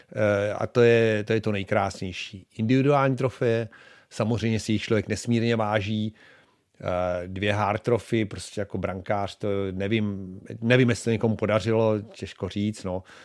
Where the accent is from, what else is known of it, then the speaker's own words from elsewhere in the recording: Czechia; moved away as an adult; also born or lived in Buffalo, United States; tady u nás v Čechách